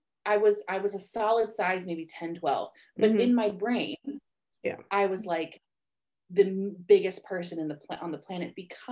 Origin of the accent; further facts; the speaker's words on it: Oahu, Hawaii, United States; moved away; I grew up in Hawaii. I am from Oahu originally